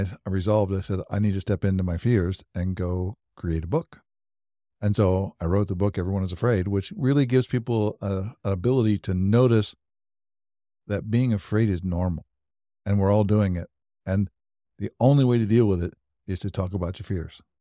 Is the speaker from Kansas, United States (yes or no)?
yes; Wichita, Kansas, United States; also born or lived in Europe; now in Overland Park, United States; I was born and raised in Wichita, Kansas, so I'm, I'm a Kansas native